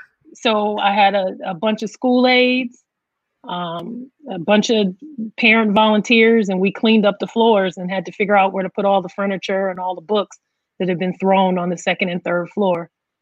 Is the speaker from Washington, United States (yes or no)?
no; Oakland, California, United States; It brought me back to growing up in Oakland and the slang and everything.